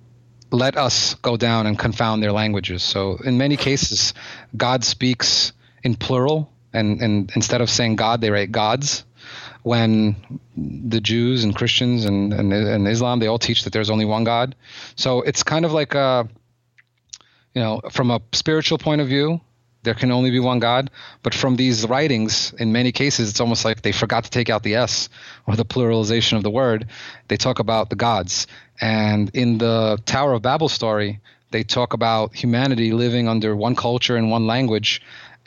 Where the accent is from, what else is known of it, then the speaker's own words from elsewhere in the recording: United States; also born or lived in Odessa, Ukraine; I'm an American. I was raised in America, and, you know, although I was born there